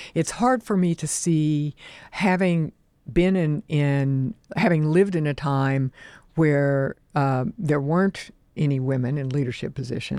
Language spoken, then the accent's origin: English; Oklahoma, United States; moved away; also born or lived in New Jersey; I grew up in the Oklahoma oil fields